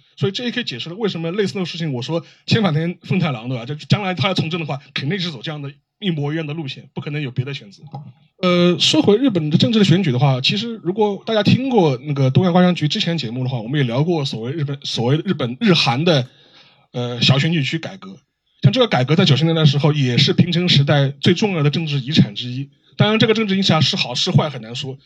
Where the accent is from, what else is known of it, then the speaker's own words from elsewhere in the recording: China; 我们中国人